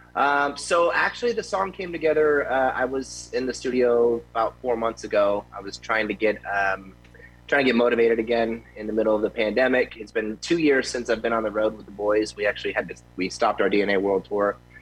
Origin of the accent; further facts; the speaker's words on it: Tampa, Florida, United States; now in Las Vegas, United States; I grew up in Tampa when I was eight years old